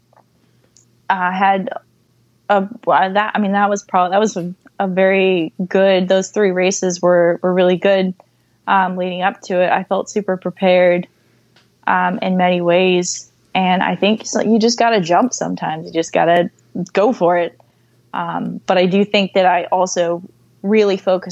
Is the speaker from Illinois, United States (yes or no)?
no; Vermont, United States; We're both from Vermont